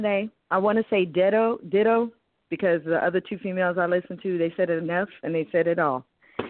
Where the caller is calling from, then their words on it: Texas, United States; I'm calling from Texas.